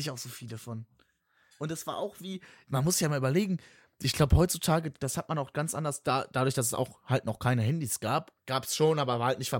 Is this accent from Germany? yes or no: yes; West Germany, Germany; ich komme ja aus dem Westen